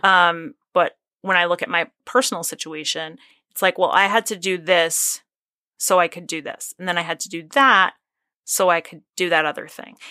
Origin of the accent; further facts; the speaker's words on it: Northeast, United States; I'm from the Northeast. We're from places that are very, like, suburbia and or rural.